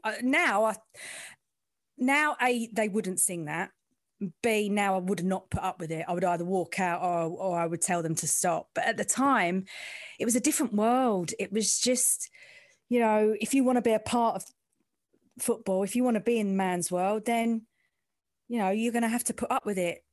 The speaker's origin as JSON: {"language": "English", "region": "London", "country": "United Kingdom", "said": "I'm from the East End"}